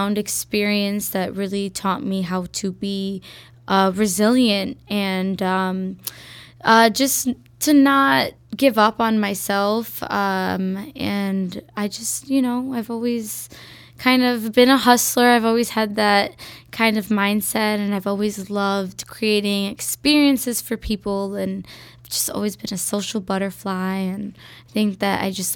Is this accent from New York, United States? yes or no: no; Chicago, Illinois, United States; Born and raised in Wicker Park